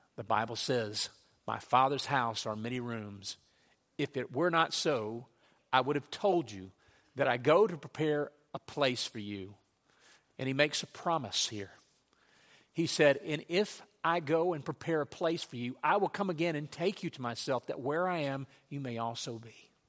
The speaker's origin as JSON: {"language": "English", "region": "Louisiana", "country": "United States", "tie": "born or raised there", "said": "when I was a child growing up in Louisiana, we had a farm"}